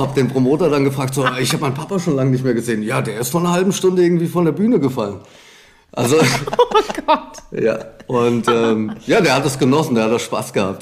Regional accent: Frankfurt, Hesse, Germany; gar nicht so weit vom Hessischen Rundfunk äh, groß geworden bin in Frankfurt

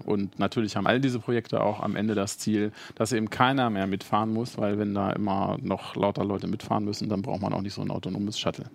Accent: Hanover, Lower Saxony, Germany; als Hannoveraner

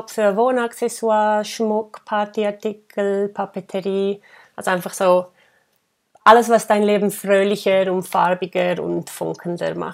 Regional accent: Graubünden, Switzerland; Ich bin ähm, im Engadin geboren und aufgewachsen

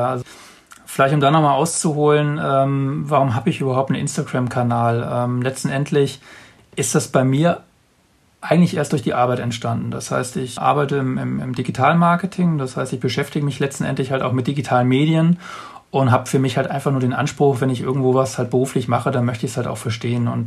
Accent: Bavaria, Germany; das sind mehr Menschen als jetzt in meiner äh, in meiner Heimatstadt jetzt hier im, im Allgäu.

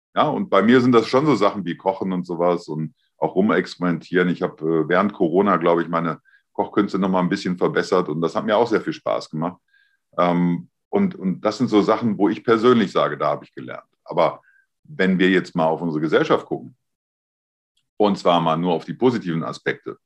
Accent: Germany; ich bin ja ein Deutscher

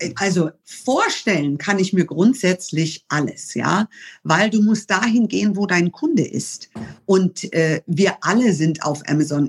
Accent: Germany; so viel Deutsches, weil ich hier geboren und hier aufgewachsen bin

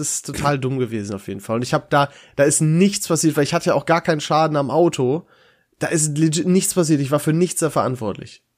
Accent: Dorsten, North Rhine-Westphalia, Germany; in meiner Heimat in Dorsten

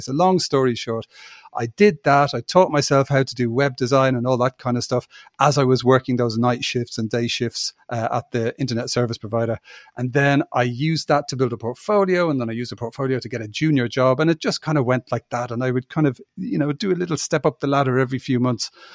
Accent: Ireland; moved away as an adult; also born or lived in United Kingdom; I'm from Ireland and you know but I'm an Irish citizen

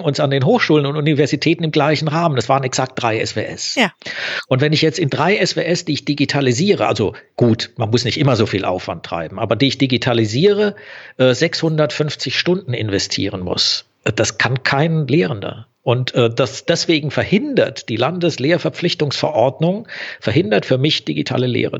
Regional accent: Southern Germany, Germany; also ich komme eher aus Süddeutschland, so ein bisschen hört man es wahrscheinlich auch im Medium

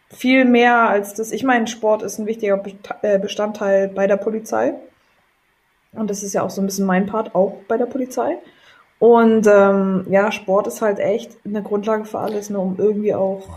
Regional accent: Potsdam, Brandenburg, Germany; also born or lived in England; da bin ich groß geworden im Fußball

